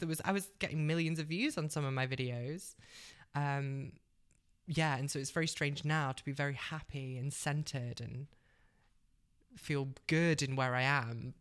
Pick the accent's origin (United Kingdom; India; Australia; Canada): United Kingdom; Cheshire, North West England; moved away as an adult; also born or lived in London; I'm originally a northerner, so I grew up in Cheshire